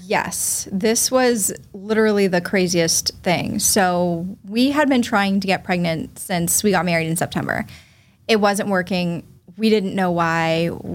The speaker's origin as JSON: {"language": "English", "town": "Falmouth", "region": "Massachusetts", "country": "United States", "tie": "born or raised there", "also_born_or_lived": "Boston", "said": "I was born in Boston, raised in Falmouth"}